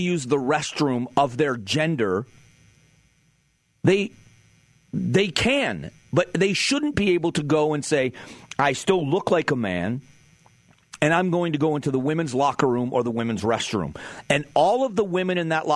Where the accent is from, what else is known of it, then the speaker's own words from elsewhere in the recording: Fort Myers, Florida, United States; also born or lived in Cleveland, Ohio; now in Phoenix, United States; I grew up on the Gulf of Mexico, a great town called Fort Myers, Florida